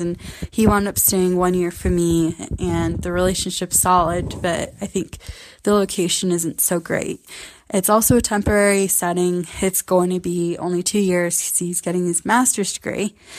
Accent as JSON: {"language": "English", "area": "the Northwest", "region": "Pacific Northwest", "country": "United States", "said": "I'm from the Northwest"}